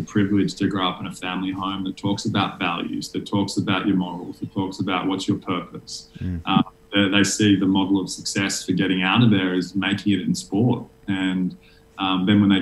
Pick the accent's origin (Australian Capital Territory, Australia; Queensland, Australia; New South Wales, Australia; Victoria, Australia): New South Wales, Australia; Sydney; I grew up in Sydney